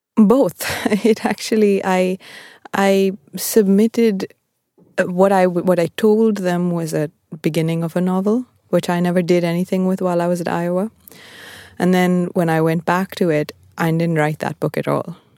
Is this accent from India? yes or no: yes; Bangalore, Karnataka, India; moved away as an adult; also born or lived in Appleton, Wisconsin, United States; I was born in Bangalore and I grew up there